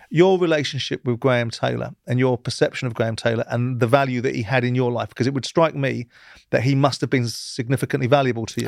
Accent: England, United Kingdom; I'm an Englishman. I'm a proud Englishman

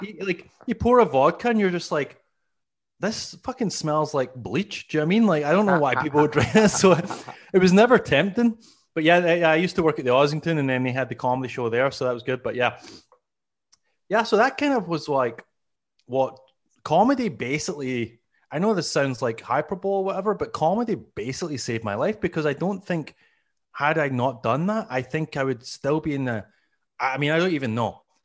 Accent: Glasgow, Scotland, United Kingdom; moved away as an adult; now in Canada; as you can hear, I'm originally from, uh, Scotland. I'm, I, I'm from Glasgow

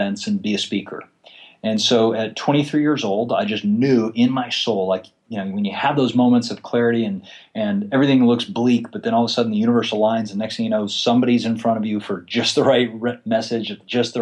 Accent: Florida, United States; I was born actually in Florida, and I grew up in a very small town

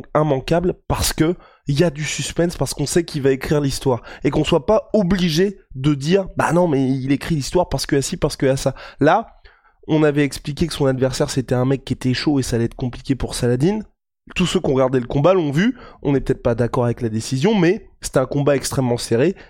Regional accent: France; en tant que Français

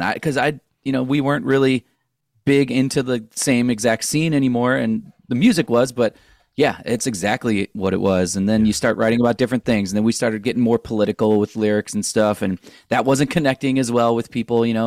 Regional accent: St. Louis, Missouri, United States; moved away as an adult; also born or lived in Orange County, California; we're all from Saint Louis

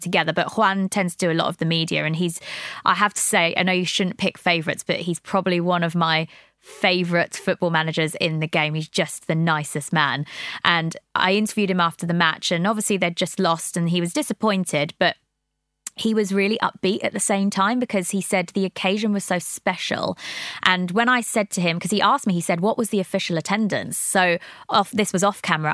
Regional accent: Brighton, South East England, United Kingdom; moved away as an adult; now in London, United Kingdom; I'm not originally from London. I'm from Brighton.

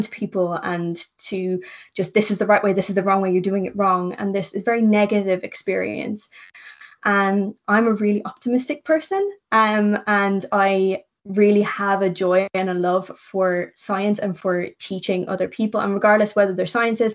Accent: Ireland; moved away as an adult; now in London, United Kingdom; I'm Irish.

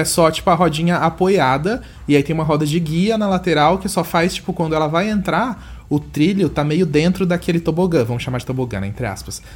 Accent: Brazil; nós brasileiros

